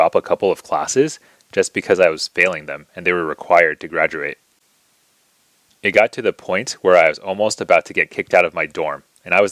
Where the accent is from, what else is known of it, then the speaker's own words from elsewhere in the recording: United States; also born or lived in China; eventually immigrated over to the United States when I was 4 years old